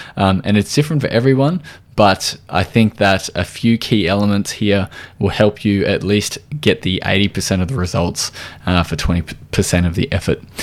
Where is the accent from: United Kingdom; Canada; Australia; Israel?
Australia